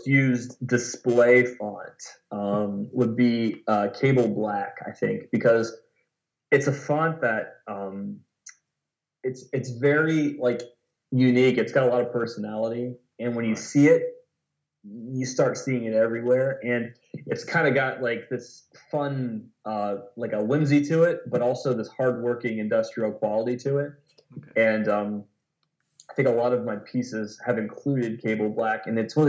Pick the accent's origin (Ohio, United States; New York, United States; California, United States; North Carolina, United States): Ohio, United States; Lancaster; also born or lived in Columbus, Ohio; my hometown of Lancaster, Ohio